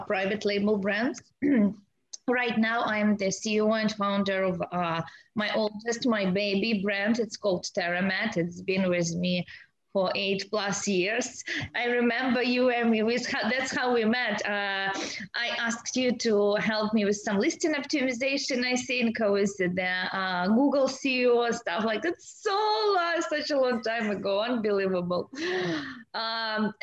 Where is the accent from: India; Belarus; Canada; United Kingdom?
Belarus; moved away as an adult; now in San Diego, United States; I was born in Eastern Europe in a small impoverished Eastern European country. It's called Belarus